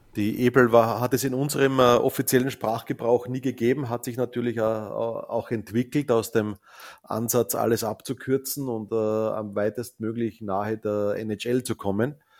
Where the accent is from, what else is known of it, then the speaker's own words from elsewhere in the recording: Salzkammergut, Upper Austria, Austria; ich komme aus dem Salzkammergut